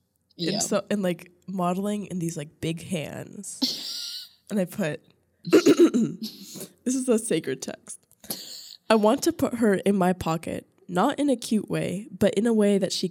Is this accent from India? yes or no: no; Virginia, United States; I'm from Virginia